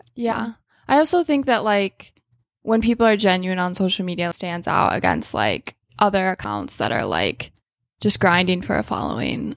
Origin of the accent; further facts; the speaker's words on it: Michigan, United States; I grew up in Michigan